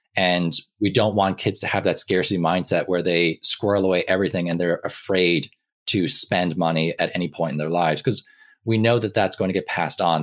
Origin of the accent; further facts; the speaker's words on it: Ireland; I grew up in Ireland, um, for a lot of my life